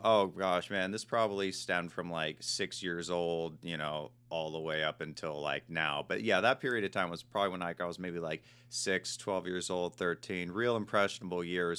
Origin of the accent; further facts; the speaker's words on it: Marin County, California, United States; moved away; I was born and raised in Marin County, uh, which is just north of the Golden Gate